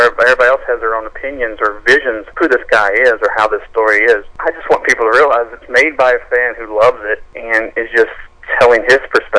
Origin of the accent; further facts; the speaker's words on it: Kentucky, United States; I grew up in Kentucky. I live in Kentucky